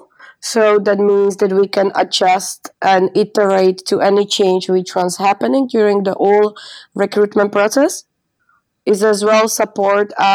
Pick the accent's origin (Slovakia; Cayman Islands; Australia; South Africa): Slovakia; moved away as an adult; now in Amsterdam, Netherlands; I'm from Slovakia, living in Amsterdam more than 3 years.